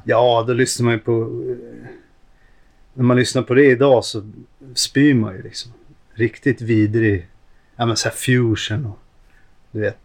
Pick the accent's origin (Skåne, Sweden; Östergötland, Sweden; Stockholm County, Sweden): Stockholm County, Sweden; Stockholm; Jag är uppvuxen ute i Hagsätra.